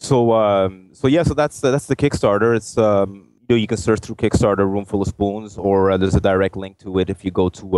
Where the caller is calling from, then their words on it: Ottawa, Ontario, Canada; Ottawa, Canada.